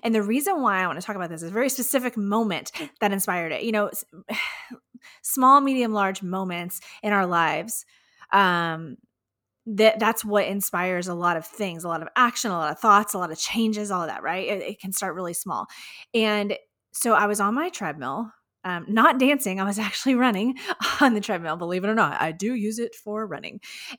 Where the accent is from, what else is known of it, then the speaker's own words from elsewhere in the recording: Houston, Texas, United States; right here in my hometown of Houston, Texas.